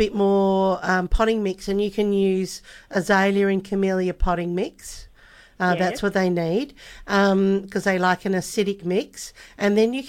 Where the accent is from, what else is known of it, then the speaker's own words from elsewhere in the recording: Melbourne, Victoria, Australia; now in Western Australia, Australia; I'm from Melbourne originally, and we had them in we had them at one of the homes where we lived